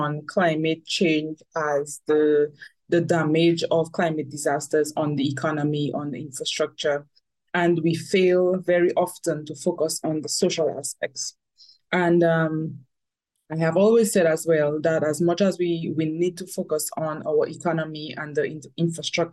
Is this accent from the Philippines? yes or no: no; Dominica; I am from Dominica, the Commonwealth of Dominica.